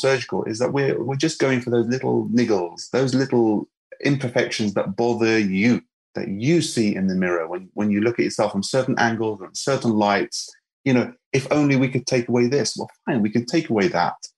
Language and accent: English; Lebanon; moved away; I'm from Lebanon, and, you know, we are no strangers to cosmetic surgery